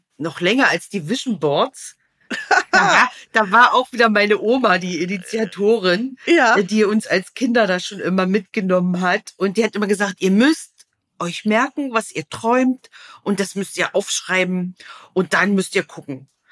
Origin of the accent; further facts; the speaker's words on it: East Germany, Germany; ich bin in einem Land groß geworden, da musste man wählen